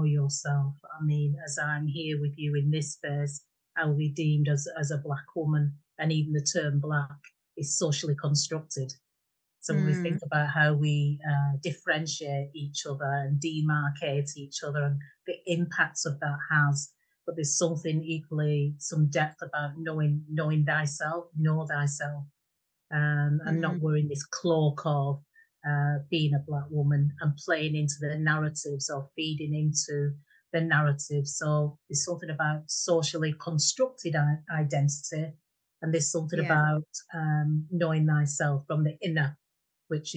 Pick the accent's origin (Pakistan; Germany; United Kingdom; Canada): United Kingdom; Bolton, North West England; moved away as an adult; now in Yorkshire, United Kingdom; I'm from Fred Dibner country, Bolton. So that really set the scene for me. So hence my accent